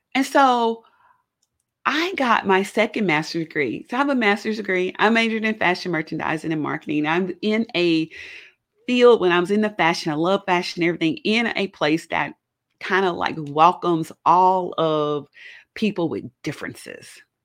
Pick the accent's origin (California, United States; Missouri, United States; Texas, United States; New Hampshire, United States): Missouri, United States; Kansas City; also born or lived in Chicagoland area, Illinois; now in Chicago area, United States; I'm not originally from Chicago. I'm from Kansas City, Missouri. I grew up in the city.